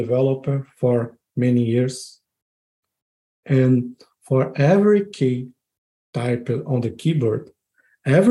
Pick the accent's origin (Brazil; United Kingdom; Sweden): Brazil; São Paulo; moved away as an adult; also born or lived in Rio de Janeiro, Brazil; now in Braga, Portugal; I am from Brazil, São Paulo, to be more specific.